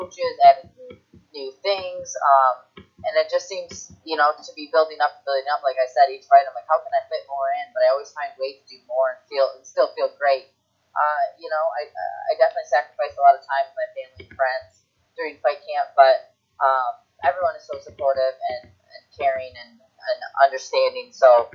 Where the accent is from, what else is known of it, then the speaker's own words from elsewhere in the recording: Detroit, Michigan, United States; moved away; Detroit, my hometown